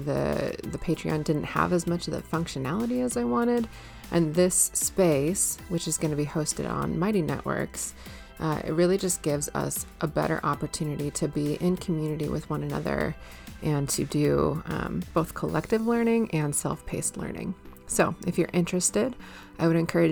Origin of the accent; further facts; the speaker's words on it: Minnesota, United States; moved away; I'm from Minnesota